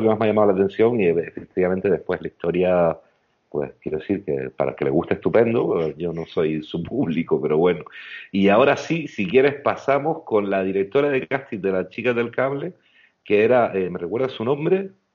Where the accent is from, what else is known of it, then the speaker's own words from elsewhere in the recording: Canary Islands, Spain; como canarios